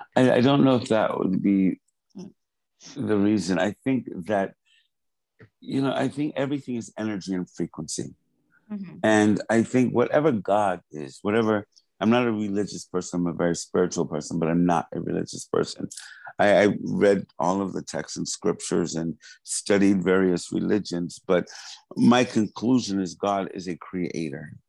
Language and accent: English; Hempstead, New York, United States; moved away as an adult; also born or lived in Wyandanch, New York / Maryland / Los Angeles; I, grew up in Hempstead from 80 to, to the time I left when I went to school.